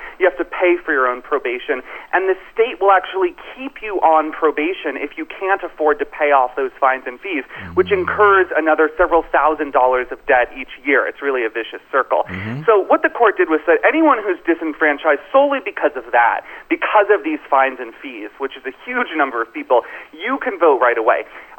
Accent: Florida, United States; Florida, as you know, is my home state.

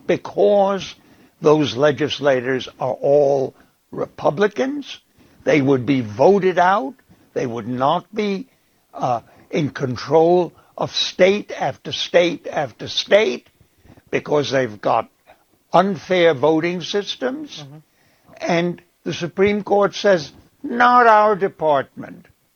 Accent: Prague, Czechia; I was born in Prague in 1935

